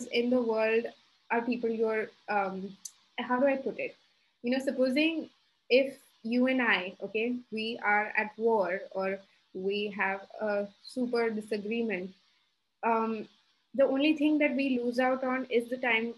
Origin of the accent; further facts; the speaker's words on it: Dubai, United Arab Emirates; now in Gurgaon, India; born and brought up in Dubai, who's now staying in Gurgaon